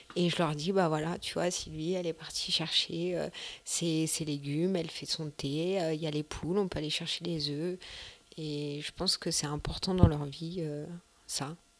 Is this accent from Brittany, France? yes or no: no; Vitry-sur-Seine, Île-de-France, France; moved away as an adult; now in Pussay, France; Je viens de Vitry-sur-Seine, euh, qui est bah, une très grosse ville